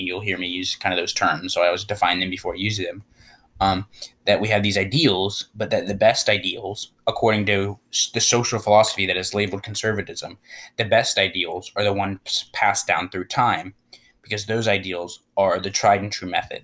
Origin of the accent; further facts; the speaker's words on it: United States; as an American, and obviously we both are born and raised here.